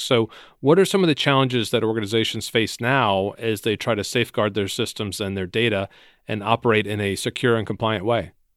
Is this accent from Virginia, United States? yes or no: yes; Virginia, United States; based in my home state, in Virginia, outside of Washington, D C